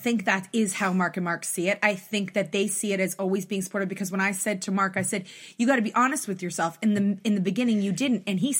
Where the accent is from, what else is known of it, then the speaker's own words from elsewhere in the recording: Toronto, Ontario, Canada; we come from Toronto and we come from Canada